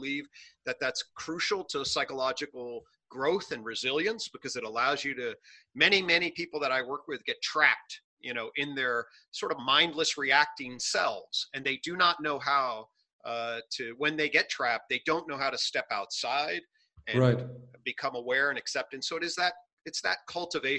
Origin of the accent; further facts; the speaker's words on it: United States; I'm an American clinical psychologist